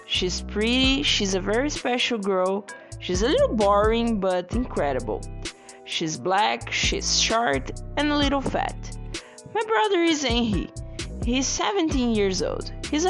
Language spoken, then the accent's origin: English; Brazil; English is a second language; moved away as an adult; now in Canada; I'm from Brazil. I'm very happy here in Canada. I'm an artist. I'm 35 years old. I'm tall, black, intelligent, and very curious.